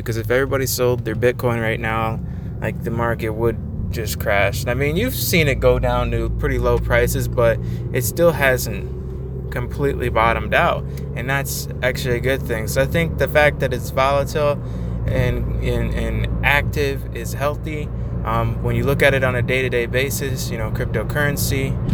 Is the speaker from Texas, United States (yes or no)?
no; Michigan, United States; also born or lived in North Dakota; I was born in North Dakota uh, in 1994, and I only lived there for about a year until I moved to Michigan with my family, and we've been here ever ever since then